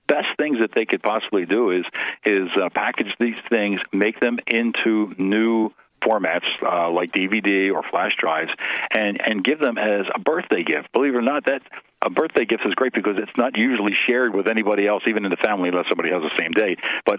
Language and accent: English; Philadelphia, Pennsylvania, United States; You have to be a Philly fan if you ever live in Philly. You know, when you're born and raised in Philadelphia, you are. It's bred in just like the music.